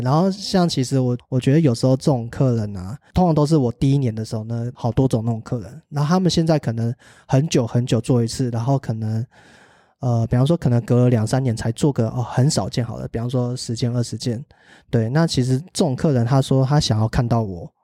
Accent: Taiwan; 我是台湾人

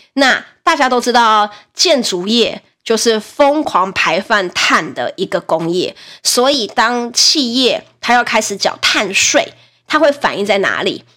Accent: Nantou City, Nantou County, Taiwan; 我老家在南投，我是被，暴地的南投姑娘。然后南投市那边呢，就是省立医院，然后中心新村，在旁边一点有一个叫南投市，南投医院的这个地方。好，那我们家呢是，呃，三十五年前的老房子，我们家的年龄跟我一样大，就是在我出生那一年买的哈。我们家的老房子呢，哈，的透天大概可以卖七八百万

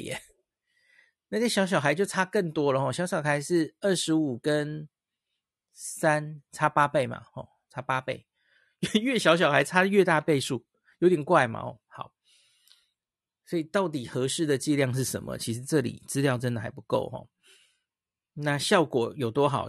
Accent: Taiwan; 我们台湾人、东方人

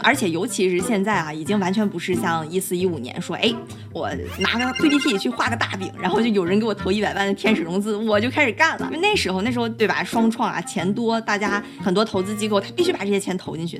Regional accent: Dalian, Liaoning, China; moved away; 我自己是在国内长大的，大连土生土长

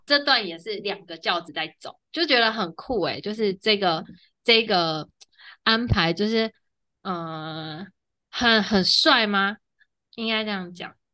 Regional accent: Taiwan

